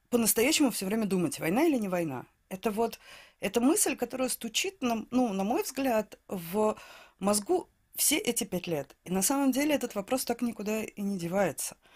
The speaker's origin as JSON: {"language": "Russian", "region": "Saint Petersburg", "country": "Russia", "said": "Я из Санкт-Петербурга, да."}